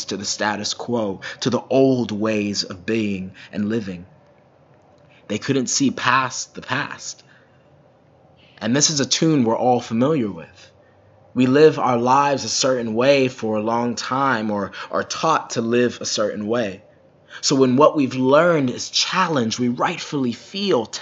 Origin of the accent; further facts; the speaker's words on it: Minnesota, United States; as a Minnesotan